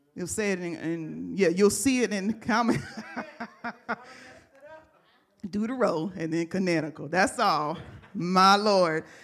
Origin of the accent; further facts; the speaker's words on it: United States; as a American believer